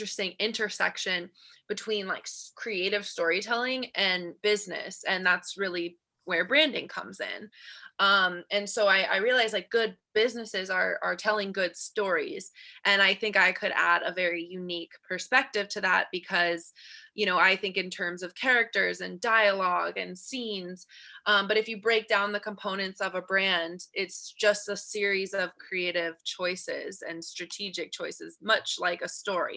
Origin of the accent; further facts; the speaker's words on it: Colorado, United States; moved away as an adult; also born or lived in California; So I am originally from Colorado. I moved to California for college